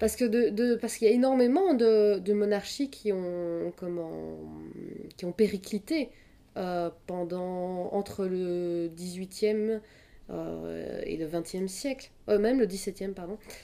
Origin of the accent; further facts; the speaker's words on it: Belgium; moi, je suis belge, donc ça veut dire que je regardais Place Royale tous les dimanches